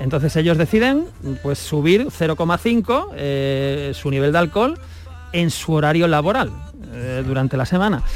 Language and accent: Spanish; Gor, province of Granada, Andalusia, Spain; soy de … de Gor, cartero jubilado. Me gusta mucho mi pueblo que está en la provincia de Granada